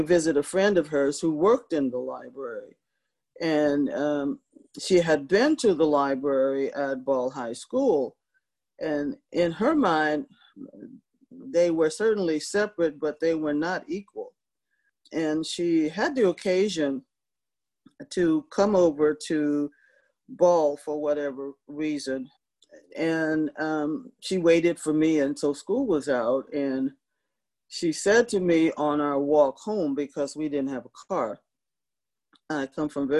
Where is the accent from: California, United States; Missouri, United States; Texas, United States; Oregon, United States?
Texas, United States; Seguin; moved away; also born or lived in San Jose / San Francisco; I'm a native Seguinite